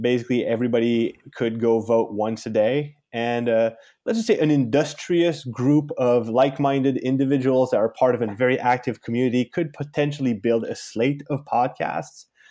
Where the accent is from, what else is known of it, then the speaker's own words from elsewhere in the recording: Canada; I'm from Canada.